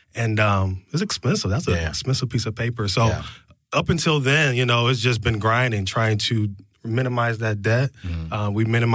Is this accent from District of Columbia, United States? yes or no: no; Cleveland, Ohio, United States; I'm from Cleveland, Ohio.